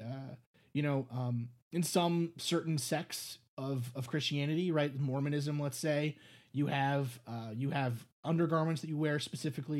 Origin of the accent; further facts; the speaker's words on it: New York City, New York, United States; I grew up in New York City